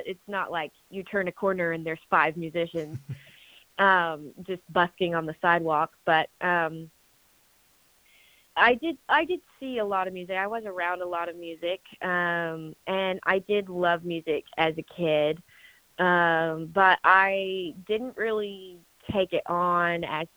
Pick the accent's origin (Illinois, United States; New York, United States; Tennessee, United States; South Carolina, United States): Tennessee, United States; Franklin; now in Nashville, United States; I was born and raised in Franklin. Actually, a few years ago, I actually moved to Nashville, but I was born and raised in Franklin.